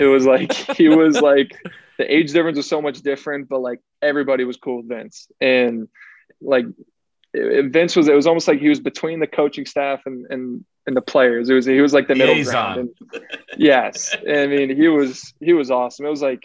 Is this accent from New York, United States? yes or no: yes; Albany, New York, United States; moved away as an adult; also born or lived in Maryland; now in Atlanta, United States; I'm from Albany. It's not a big city